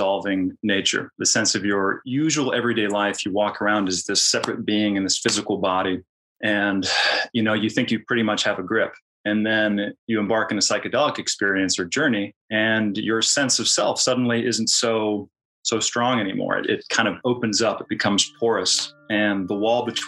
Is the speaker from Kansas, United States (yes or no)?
yes; Kansas, United States; I come from Kansas. I'm from the Midwest